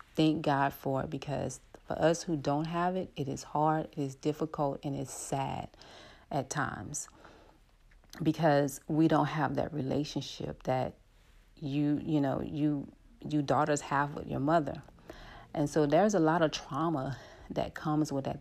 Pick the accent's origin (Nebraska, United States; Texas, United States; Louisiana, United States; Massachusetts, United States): Louisiana, United States; New Orleans; I'm from New Orleans, and I lived in the Ninth Ward of New Orleans